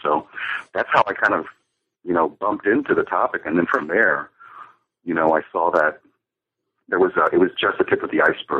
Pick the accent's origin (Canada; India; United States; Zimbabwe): United States; San Antonio, Texas; also born or lived in Monclova, Mexico; I'm originally from San Antonio, Texas. I was born in Monclova, Coahuila, but my parents came to the U.S. when I was about 17 months old, and so grew up in San Antonio